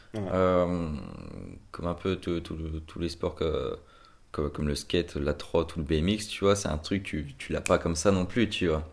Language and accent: French; Brittany, France; je viens de Bretagne